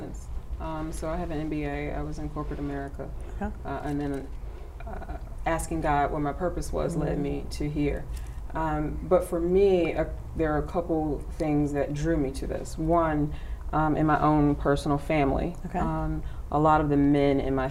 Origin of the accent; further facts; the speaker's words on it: Chicago, Illinois, United States; I'm from Chicago, and I went to DePaul University.